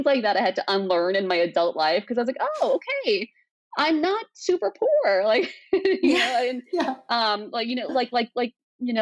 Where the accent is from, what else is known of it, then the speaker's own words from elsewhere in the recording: Torrance, California, United States; English is a second language; also born or lived in Pakistan; I was 3, we had moved to Torrance, which is, my parents found comfort there